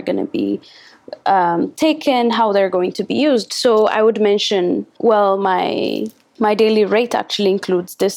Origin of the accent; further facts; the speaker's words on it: Addis Ababa, Ethiopia; I am from Addis, the capital city